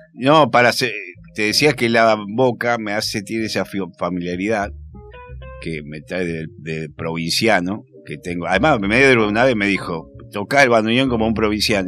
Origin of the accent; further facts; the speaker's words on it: Rosario, Santa Fe, Argentina; also born or lived in La Boca, Buenos Aires; now in Buenos Aires, Argentina; yo soy de Rosario, pero soy de un barrio Rosario